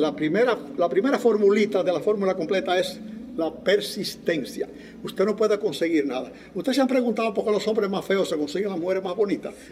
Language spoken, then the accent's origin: Spanish; La Vega, Dominican Republic; moved away as an adult; also born or lived in New York, United States; yo nací en el Nápoles, el Nápoles es una barriada de La Vega